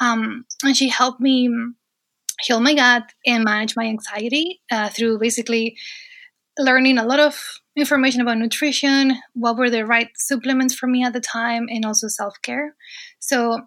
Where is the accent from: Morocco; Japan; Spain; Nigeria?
Spain; Asturias; moved away as an adult; now in United States; So I am originally from Spain, actually from northern Spain, a region called Asturias.